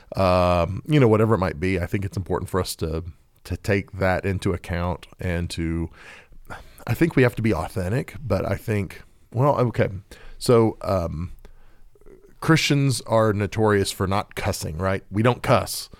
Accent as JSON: {"language": "English", "region": "Oklahoma", "country": "United States", "said": "I'm, I'm from Oklahoma"}